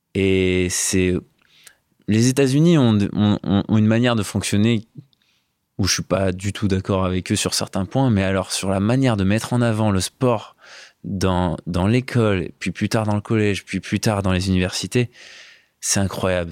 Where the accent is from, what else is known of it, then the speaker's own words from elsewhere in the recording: Valence, Auvergne-Rhône-Alpes, France; Infologique, qui est une boîte informatique à Valence, là où j'ai grandi.